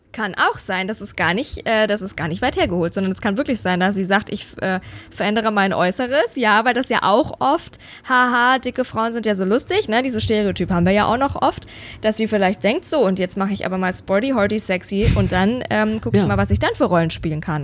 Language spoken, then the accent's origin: German; Bavaria, Germany; now in Berlin, Germany; Ich war ja auch zu Hause in meiner Heimat in Bayern, bei meinen Eltern, in meinem alten Kinderzimmer